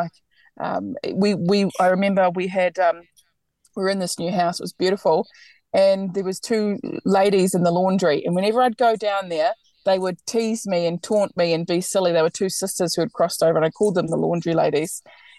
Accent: New Zealand; moved away as an adult; now in Australia; I'm from New Zealand, as you can probably hear. I have lived here in Australia for, I think, 7 or 8 years now, and it's been amazing. I love it here. I have no plans to go back home.

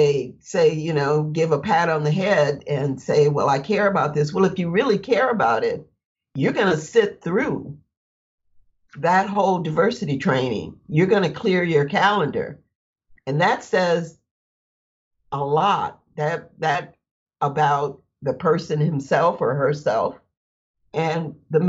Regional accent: Flint, Michigan, United States; I grew up in Flint, Michigan

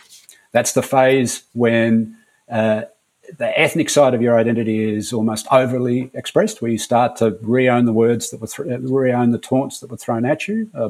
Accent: Australia; an Australian-born of Greek migrant parents

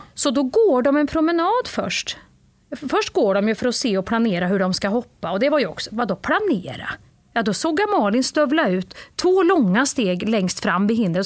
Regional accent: Värmland, Sweden; moved away; när jag var liten i Värmland

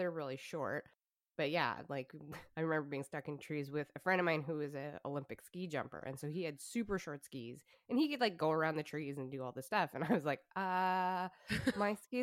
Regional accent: Calgary, Alberta, Canada; moved away; I grew up in Calgary

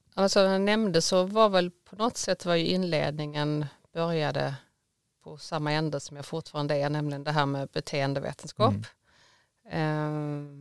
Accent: Skåne, Sweden; now in Gothenburg, Sweden; jag är mycket en skåning med ett klappande Göteborgshjärta. Jag har bott här i många år nu

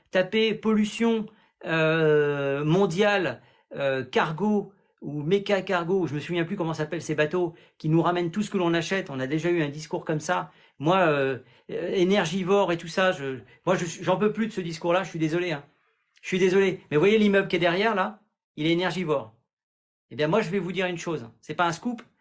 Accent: Grand Est, France; Moi, je viens d'Alsace

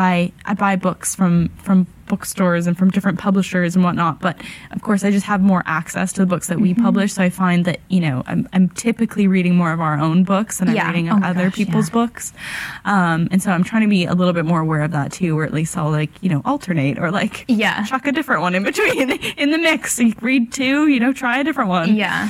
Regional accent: Canada; moved away as an adult; now in London, United Kingdom; So, I moved from Canada for a job in publishing in London

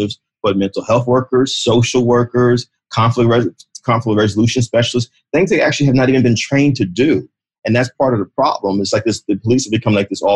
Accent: New Jersey, United States; also born or lived in New York; Rutgers University in my home state of New Jersey

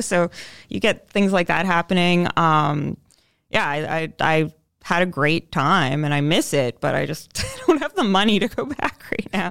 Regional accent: London, Ontario, Canada; moved away as an adult; I'm originally from London, Ontario, but I haven't, other than just kind of being holed up there for some of the pandemic, I haven't lived there

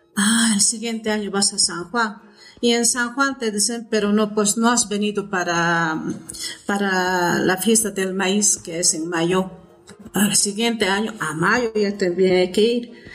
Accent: Potosí, Bolivia; soy potosina, vivo en Potosí

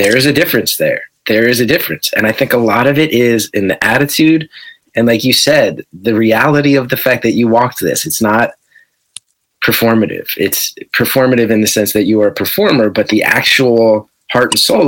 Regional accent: West Orange, New Jersey, United States; also born or lived in New Brunswick; a bunch of friends of mine who I grew up with in West Orange

